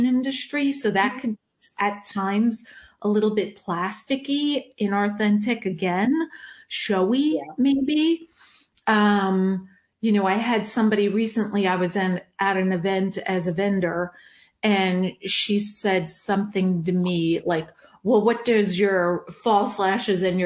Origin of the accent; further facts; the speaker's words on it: New York, United States; growing up in New York with a dad who was an immigrant, right, from Germany